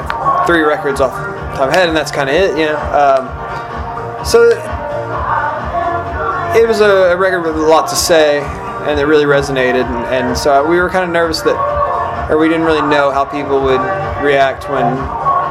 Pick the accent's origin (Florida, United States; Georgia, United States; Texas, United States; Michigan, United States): Texas, United States; East; I grew up in East Texas